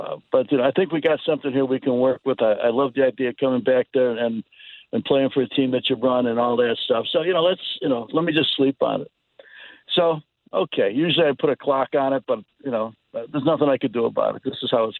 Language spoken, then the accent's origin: English; Chicago, Illinois, United States; I grew up in Chicago